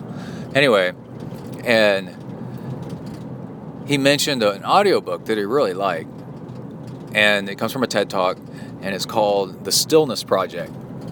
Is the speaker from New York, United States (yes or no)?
no; Houston, Texas, United States; also born or lived in Ohio / Alabama / College Station; I'm from Houston, sort of. I'm from Ohio, Alabama, and then mostly Houston, and then College Station.